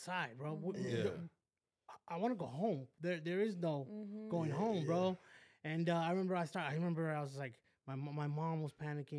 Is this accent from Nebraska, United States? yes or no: no; West Covina, California, United States; also born or lived in Downey; I grew up in West Covina.